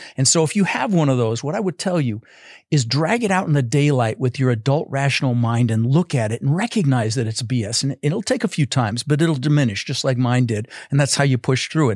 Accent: Denver, Colorado, United States; also born or lived in Netherlands; I was born in the Netherlands, you know, wooden shoes and windmills, and, uh, immigrated when I was six years old with my brother Albert, my mother's Vancha. Uh, we ended up in Denver, Colorado

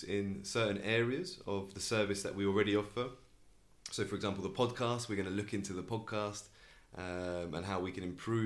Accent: Canterbury, South East England, United Kingdom; also born or lived in Albacete, Spain; Grew up in Canterbury, in England.

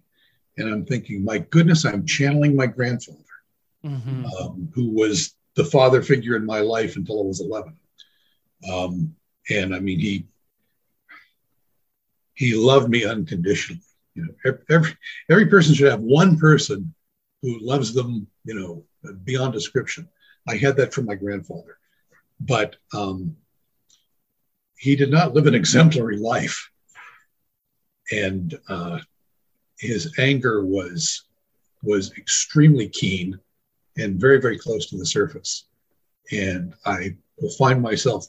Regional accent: San Francisco, California, United States; now in Mesa, United States; born and raised in San Francisco

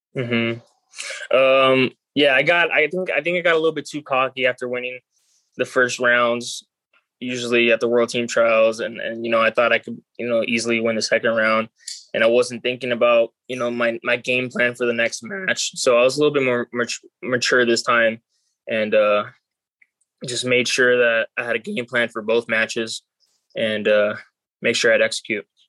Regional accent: Miami, Florida, United States; also born or lived in Cuba; now in Las Vegas, United States

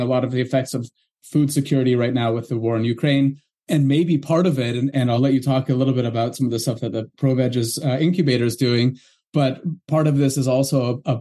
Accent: Canada; I'm from Canada

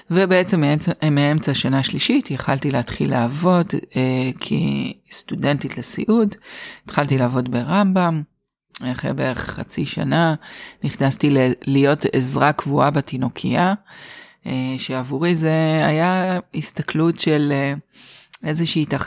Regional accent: Haifa, Haifa District, Israel; אז הסיפור שלי מתחיל כך, אני חיפאית, גדלתי בחיפה ואת הלימודים למדתי באוניברסיטת חיפה

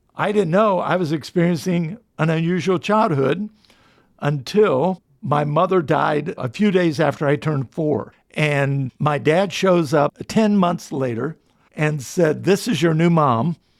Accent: Delaware, United States; I was born in Delaware

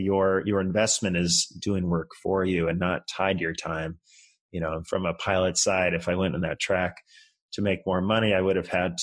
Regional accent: just outside of San Francisco, California, United States; moved away as an adult; also born or lived in Colorado / Japan; I grew up just outside of San Francisco, kind of in some affluent suburbs out there

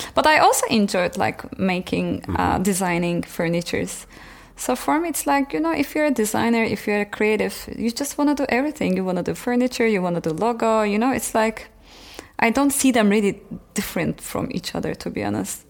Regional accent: Turkey; moved away as an adult; also born or lived in Frankfurt, Germany / Amsterdam, Netherlands / Istanbul, Turkey; now in Berlin, Germany

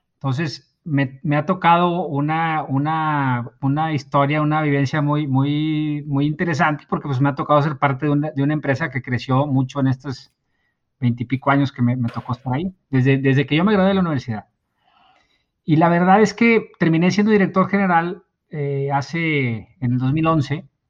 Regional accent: Mexico; como decimos aquí en México

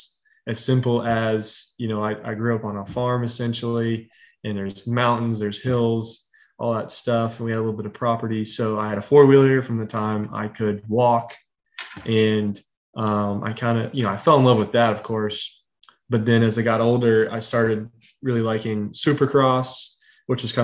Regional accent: Northern West Virginia, United States; now in Charlotte area, United States; I'm from Northern West Virginia, right where the state is like 13 miles wide.

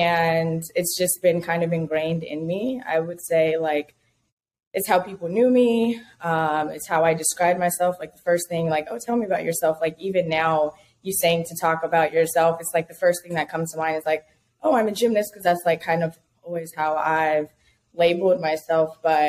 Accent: California, United States; also born or lived in Baton Rouge, United States / Dallas, United States; I am originally from California, and I moved to Atlanta, and I've lived pretty much everywhere across the country since then.

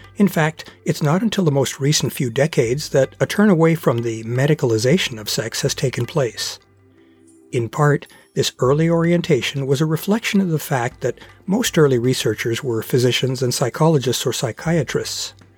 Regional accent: Portland, Oregon, United States; my hometown of Portland, Oregon

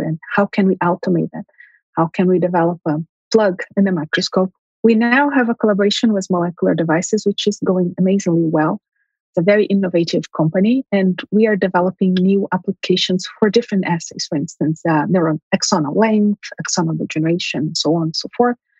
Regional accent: Brazil; moved away as an adult; also born or lived in São Paulo, Brazil; now in Montreal, Canada; my family is originally from Armenia. They immigrated to Brazil during World War One. I. I was born in Brazil

